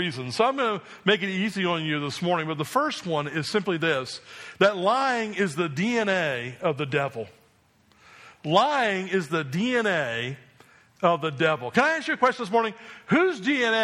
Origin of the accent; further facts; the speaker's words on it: New Jersey, United States; I grew up in New Jersey